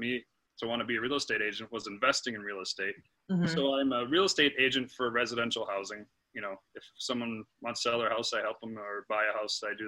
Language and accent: English; Green Bay, Wisconsin, United States; I was born and raised in Green Bay, Wisconsin, home of the Packers